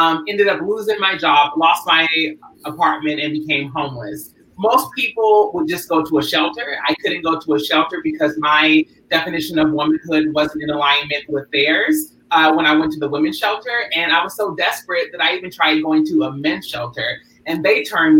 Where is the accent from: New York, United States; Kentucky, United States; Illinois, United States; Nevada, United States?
Kentucky, United States; Louisville; moved away as an adult; now in Los Angeles, United States; originally I'm from Louisville, Kentucky. I came out to California at 19 back in 2004